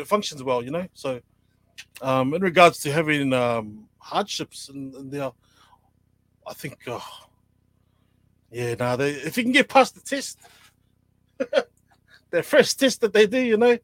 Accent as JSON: {"language": "English", "region": "Auckland", "country": "New Zealand", "tie": "born or raised there", "said": "I'm from Mangere, grew up in Mangere, Samoan"}